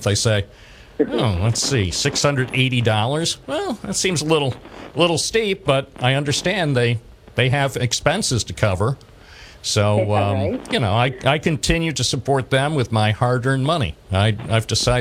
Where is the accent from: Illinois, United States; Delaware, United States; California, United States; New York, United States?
New York, United States; Binghamton; I was born in Binghamton, and I've been a Binghamton area resident all my life.